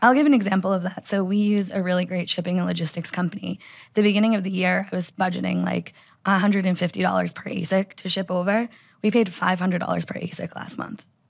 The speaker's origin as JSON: {"language": "English", "country": "United States", "said": "I'm an American"}